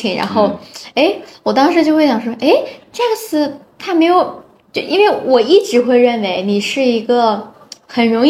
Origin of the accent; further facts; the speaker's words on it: Shanxi, China; 因为我自己本身也是从山西过来的，所以我很清楚